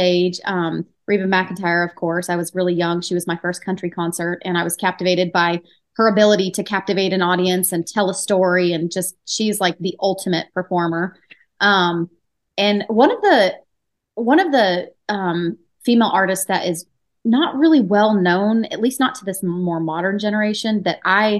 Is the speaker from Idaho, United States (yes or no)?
yes; Nampa, Idaho, United States; I was born and raised in Nampa, which is, most people don't know where that's at, but it's literally a suburb of Boise